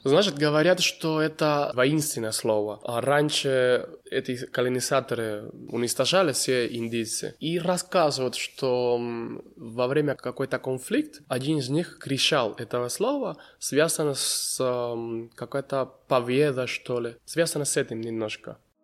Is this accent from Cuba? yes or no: yes; Cuba; Russian is a second language; moved away as an adult; now in Kazakhstan; Я уже не могу говорить, что я только кубинец. Да, я и казахстанец